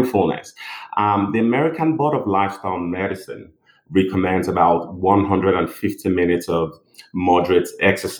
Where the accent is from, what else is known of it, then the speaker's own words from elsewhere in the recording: Nigeria; moved away as an adult; also born or lived in England; now in United States; I'm originally from Nigeria. Did my medical school in Nigeria and moved down to England in 2004